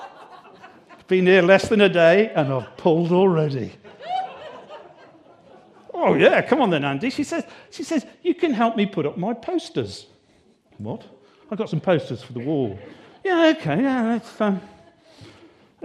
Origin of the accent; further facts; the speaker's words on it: United Kingdom; we're British